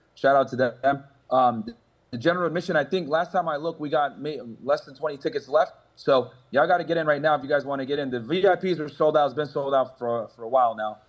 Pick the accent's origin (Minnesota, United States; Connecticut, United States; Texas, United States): Connecticut, United States; moved away as an adult; also born or lived in Boston; now in South Florida, United States; I grew up in the Northeast, right? Grew up in Connecticut, went to college in Boston, lived down in the Northeast my entire life